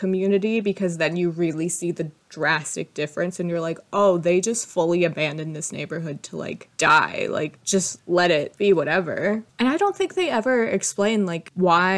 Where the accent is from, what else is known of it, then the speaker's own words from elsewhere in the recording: Detroit, Michigan, United States; I was born in Detroit.